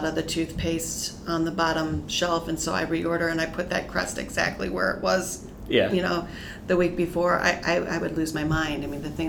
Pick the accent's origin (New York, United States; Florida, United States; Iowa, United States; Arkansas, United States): Iowa, United States; I'm from Iowa